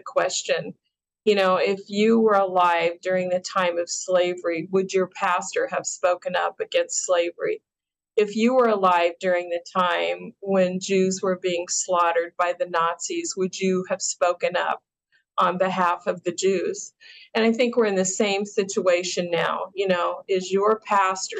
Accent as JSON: {"language": "English", "region": "Colorado", "country": "United States", "tie": "born or raised there", "said": "Colorado, sadly to say, my home state"}